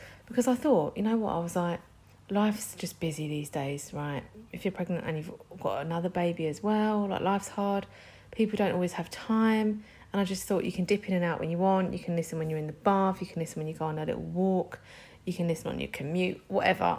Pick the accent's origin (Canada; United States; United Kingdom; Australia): United Kingdom; London; I'm from London.